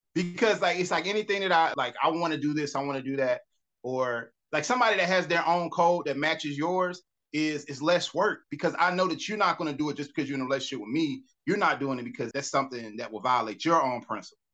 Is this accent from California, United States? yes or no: no; Atlanta, Georgia, United States; I grew up here. I'm from Atlanta.